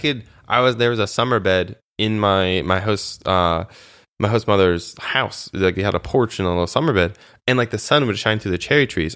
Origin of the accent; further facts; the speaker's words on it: United States; moved away as an adult; also born or lived in Moldova; as an American, for me, specifically my service